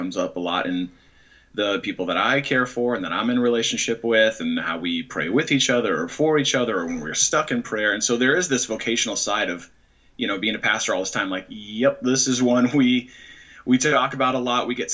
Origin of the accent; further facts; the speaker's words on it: San Francisco Bay Area, California, United States; moved away as an adult; now in Chicago, United States; I grew up actually in the San Francisco Bay Area, and spent first half of my life there